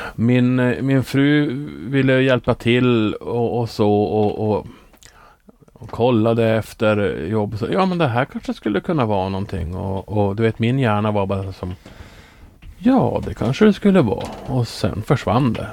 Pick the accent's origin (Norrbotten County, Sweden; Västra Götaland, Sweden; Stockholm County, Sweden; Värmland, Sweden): Norrbotten County, Sweden; jag har nu jobbat lite grann åt eh, regionen hemma i Norrbotten